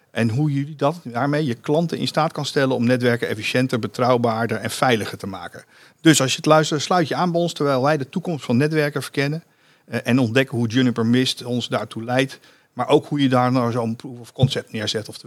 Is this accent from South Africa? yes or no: yes; South Africa; Dutch is a second language; Ik ben een Zuid-Afrikaan